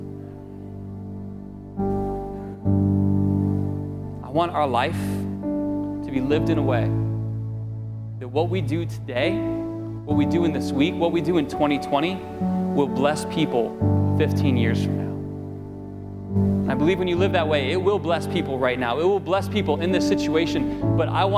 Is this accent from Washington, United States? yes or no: no; Florida, United States; I grew up in Florida for the most part